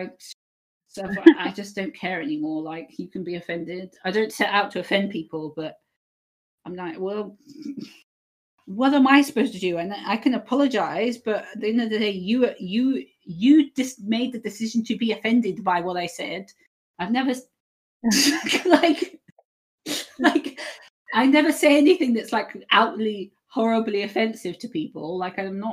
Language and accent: English; United Kingdom; I am British